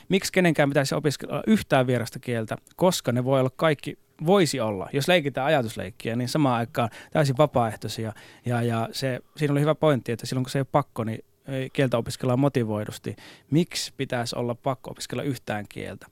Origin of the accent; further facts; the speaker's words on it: Saarijärvi, Central Finland, Finland; first language Finnish; mä oon Keski-Suomesta joo ja täysin suomenkieliseltä alueelta ja suomenkielisestä perheestä